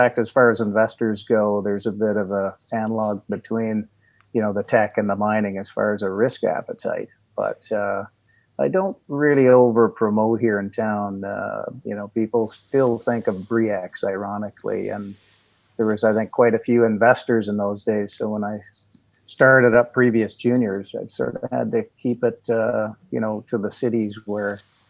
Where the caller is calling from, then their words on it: Ottawa, Ontario, Canada; Joining you from Ottawa, Ontario, Canada.